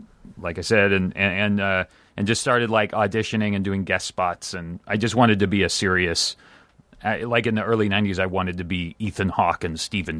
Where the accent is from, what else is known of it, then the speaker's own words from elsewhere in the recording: Germany; moved away; I'm actually 100% German. I was born and raised in Germany and moved here in...